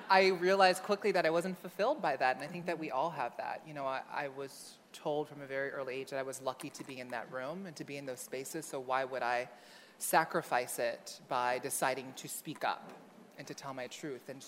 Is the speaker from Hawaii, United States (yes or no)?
yes; Honolulu, Hawaii, United States; I grew up in Honolulu, Hawaii. I was born my parents' firstborn son, the middle of five kids. Um, I grew up in, on the island of Oahu in a lower income neighborhood called Kalihi.